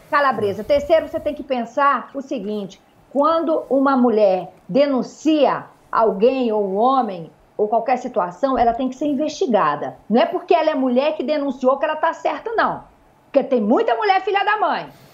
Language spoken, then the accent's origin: Portuguese; Northeast Region, Brazil; now in Rio de Janeiro, Brazil; eu sou nordestina, sangue quente